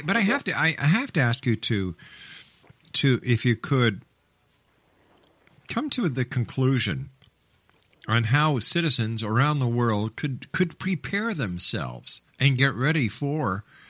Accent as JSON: {"language": "English", "country": "Canada", "said": "as a Canadian"}